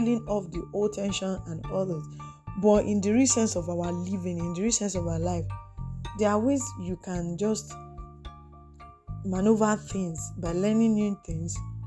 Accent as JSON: {"language": "English", "country": "Nigeria", "said": "Nigeria is my country. I live in Nigeria"}